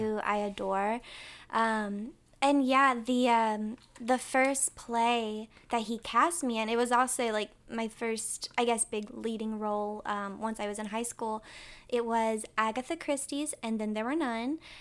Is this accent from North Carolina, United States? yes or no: yes; Winston-Salem, North Carolina, United States; I'm from Winston-Salem, North Carolina